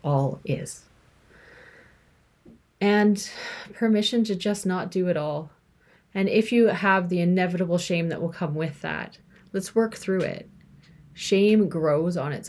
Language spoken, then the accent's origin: English; Canada; I'm from Canada, you know, a white female